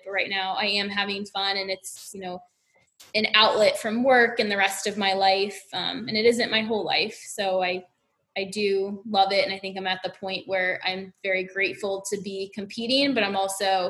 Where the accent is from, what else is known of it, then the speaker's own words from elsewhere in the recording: Southeast, United States; And I'm from the Southeast.